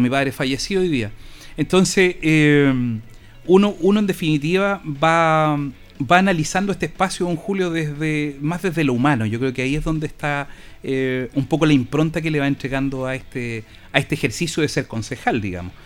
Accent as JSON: {"language": "Spanish", "town": "Linares", "region": "Maule", "country": "Chile", "said": "yo soy hijo del Coya, viví aquí poquito más allá"}